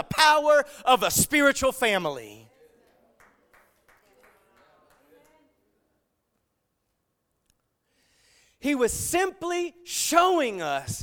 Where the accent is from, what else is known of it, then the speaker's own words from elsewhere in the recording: the South, United States; I grew up in the South